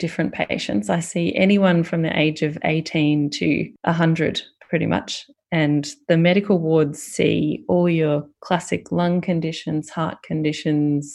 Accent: Fairfield, Victoria, Australia; also born or lived in Richmond; I grew up in Fairfield, went to high school in Richmond

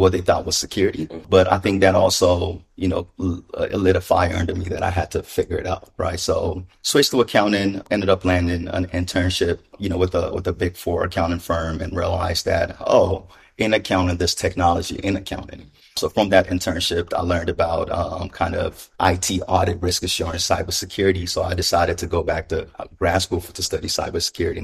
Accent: Ghana; moved away; I was born in Ghana. My mother's an immigrant.

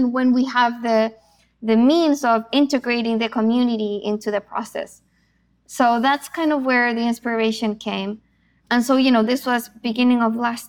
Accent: Chile; moved away; also born or lived in Argentina; I'm originally from Chile.

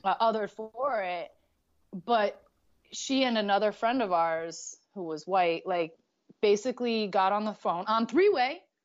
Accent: Connecticut, United States; I grew up in Connecticut

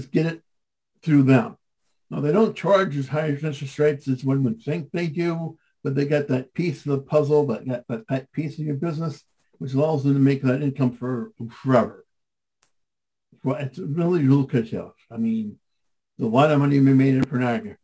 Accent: Madison, Wisconsin, United States; moved away as an adult; also born or lived in Milwaukee, Wisconsin; I grew up in Madison, Wisconsin

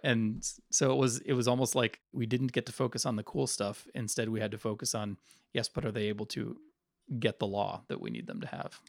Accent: Northern Virginia, United States; I'm from Northern Virginia

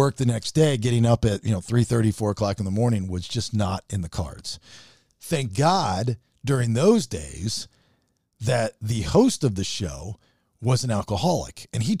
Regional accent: United States; We need a gimmicky national holiday that's just for us Americans.

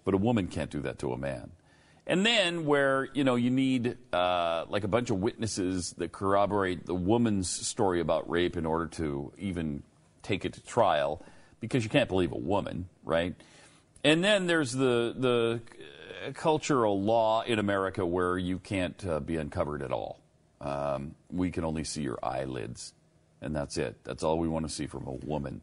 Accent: United States; we, as American men

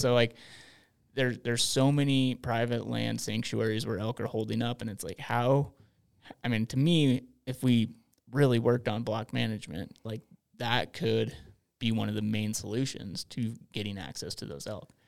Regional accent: Montana, United States; growing up in Montana

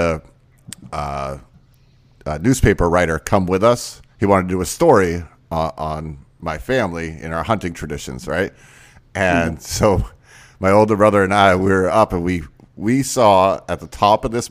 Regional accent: Maine, United States; moved away; also born or lived in Michigan; I'm originally from Maine

